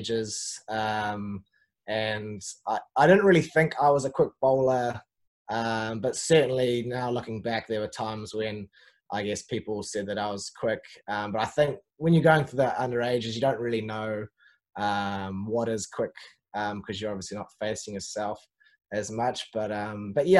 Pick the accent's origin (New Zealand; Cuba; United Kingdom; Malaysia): New Zealand; Auckland; I grew up in central Auckland